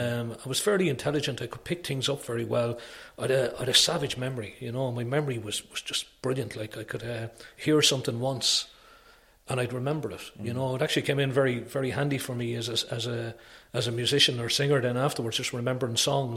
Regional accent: Wales, United Kingdom; born there; I was fascinated with it because I was born in Wales, you know.

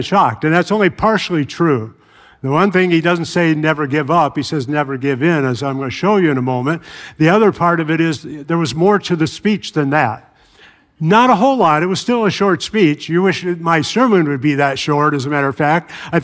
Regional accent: Chicago, Illinois, United States; moved away; I grew up in Chicago

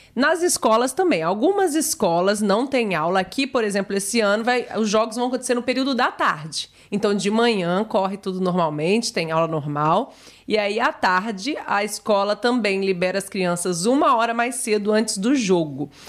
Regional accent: Brazil; como boa brasileira

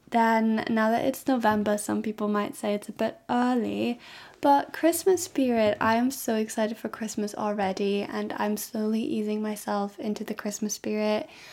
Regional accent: Germany; I'm from Germany

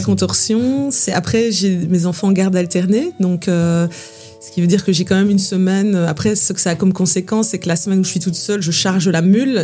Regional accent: Belgium; je viens de Belgique

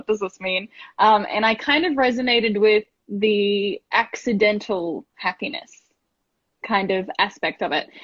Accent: Gold Coast, Queensland, Australia; I grew up on the Gold Coast as well

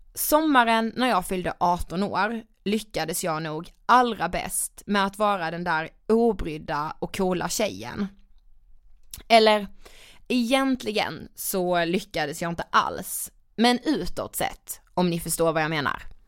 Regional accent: Karlshamn, Blekinge, Sweden; now in Stockholm, Sweden; Jag kommer från Karlshamn i Blekinge, men är bosatt i Stockholm

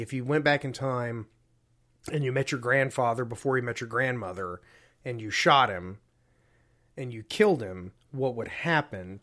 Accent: Deep South, United States; I grew up in the Deep South

